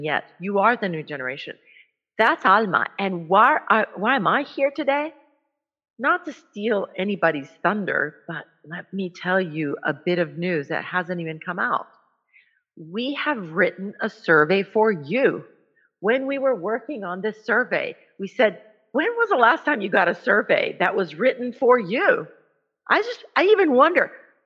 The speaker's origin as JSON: {"language": "English", "country": "El Salvador", "moved": "yes", "said": "I am from El Salvador"}